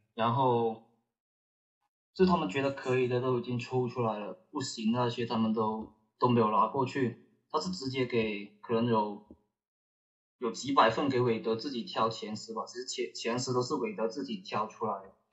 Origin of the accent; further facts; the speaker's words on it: Guangdong, China; 我们广东这边